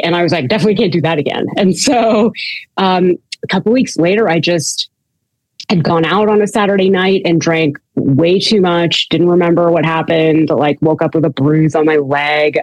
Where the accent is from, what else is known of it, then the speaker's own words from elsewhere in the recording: Canada; now in United States; I'm Canadian, and um, I was born in Canada